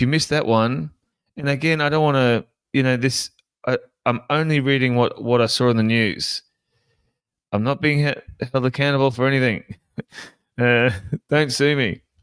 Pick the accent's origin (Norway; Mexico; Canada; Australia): Australia; Sunshine Coast, Queensland; I was born in, born on the Sunshine Coast